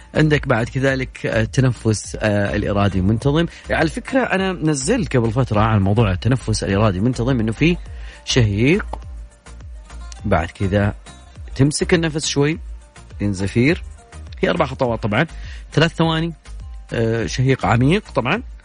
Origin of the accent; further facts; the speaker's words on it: Saudi Arabia; عندنا في المملكة العربية السعودية